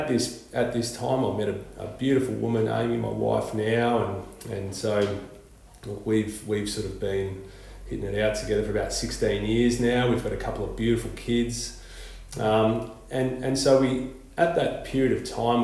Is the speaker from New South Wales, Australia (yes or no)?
no; Melbourne, Victoria, Australia; now in Queensland, Australia; I grew up in suburbia in Victoria, in Melbourne